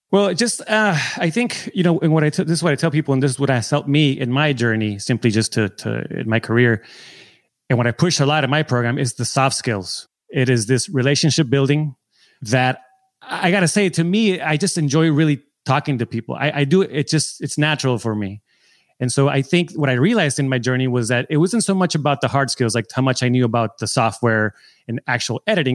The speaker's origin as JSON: {"language": "English", "town": "San Diego", "region": "California", "country": "United States", "said": "I'm from San Diego."}